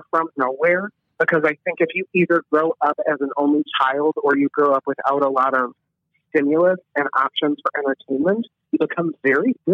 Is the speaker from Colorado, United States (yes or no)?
no; Illinois, United States; also born or lived in Kentucky; I am a Midwestern boy and I'm a Southern boy. I'm from Illinois, Kentucky, and I've been able to travel a decent amount of the Midwest